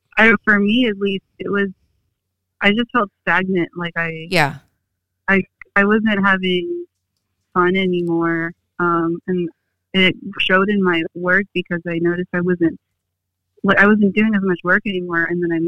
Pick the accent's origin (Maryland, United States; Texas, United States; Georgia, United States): Texas, United States; Austin; moved away as an adult; now in Corpus Christi, United States; I grew up in Austin. I'm, like, third or fourth gen Austinite. Like, none of my family has really moved out of Austin.